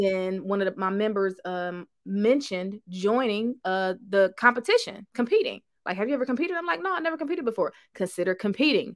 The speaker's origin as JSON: {"language": "English", "town": "Cleveland", "region": "Ohio", "country": "United States", "moved": "yes", "lives_now": "Houston, United States", "said": "I'm from Cleveland, Ohio, but now I live in Houston, Texas"}